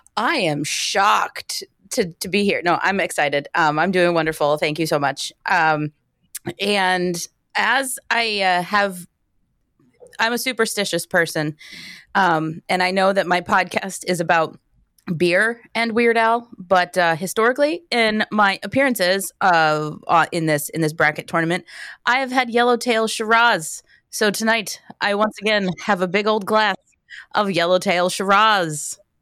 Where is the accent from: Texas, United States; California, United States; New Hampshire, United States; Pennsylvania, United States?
Pennsylvania, United States; Wilkes-Barre; I'm from Wilkes-Barre